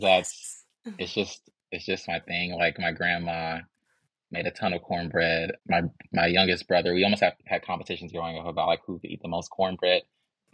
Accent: Chicago, Illinois, United States; now in Atlanta, United States; I'm from Chicago

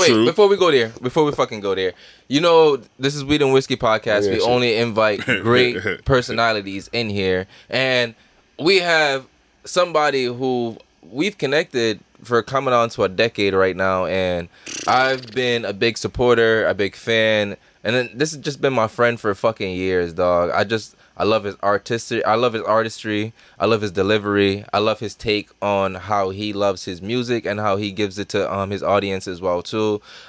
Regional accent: Jamaica; I'm a Jamaican. You got to put the emphasis on that, man.

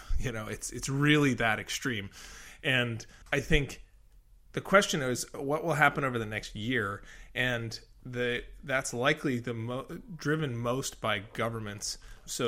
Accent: Colorado, United States; moved away; I come originally from Colorado, and Colorado is in the Western US, is a very, I would say, a place with a lot of water scarcity and history of conflict around water, splitting between urban and agricultural use. And water's always been something that I've been interested in because I grew up there

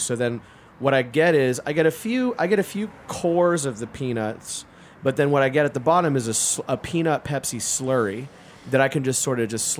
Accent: America's Southwest, United States; I come from America's Southwest-ish

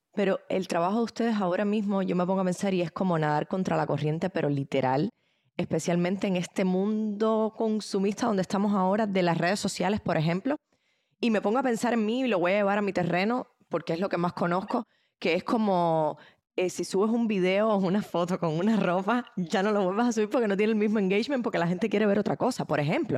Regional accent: Cuba; now in United States; en mi país, que es un país extremadamente pobre, digamos, Cuba, que es de donde vengo

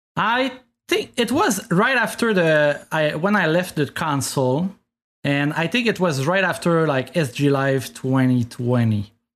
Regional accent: Canada; first language French; English is a second language; I'm French from Canada

